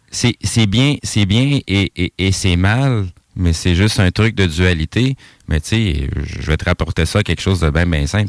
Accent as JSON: {"language": "French", "region": "Quebec", "country": "Canada", "tie": "born or raised there", "said": "je suis né au Québec, mais mes origines sont d'ailleurs"}